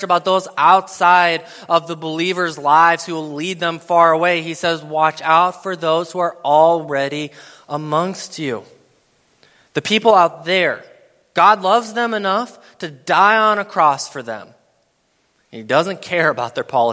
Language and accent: English; Madison, Wisconsin, United States; I'm from Madison, Wisconsin